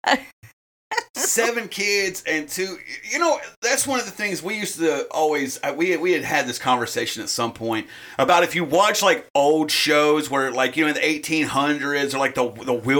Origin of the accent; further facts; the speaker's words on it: South Carolina, United States; I'm from South Carolina